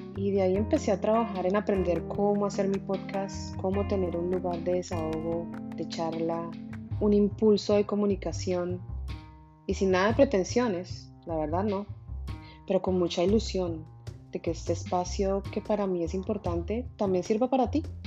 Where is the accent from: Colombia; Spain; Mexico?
Colombia; Bogotá; moved away as an adult; now in Miami, United States; Nací en Bogotá, Colombia, aunque desde hace 14 años vivo en Miami, Florida